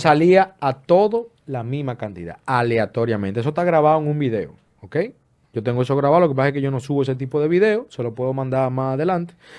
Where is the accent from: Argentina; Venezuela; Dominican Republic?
Dominican Republic; also born or lived in Florida; now in United States; República Dominicana, mi país natal